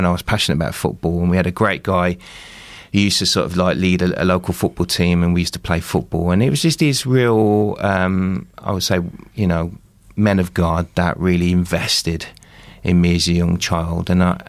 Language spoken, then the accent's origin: English; Midlands, United Kingdom; So I was brought up in the Midlands, my sort of dad left when I was about 3 years.